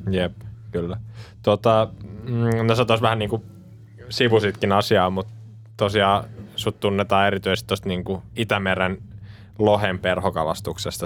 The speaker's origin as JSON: {"language": "Finnish", "town": "Vihti", "region": "Uusimaa", "country": "Finland", "tie": "born or raised there", "said": "me ollaan Vihdistä kotoisin ja siellä virtaa tietenkin Vihtijoki"}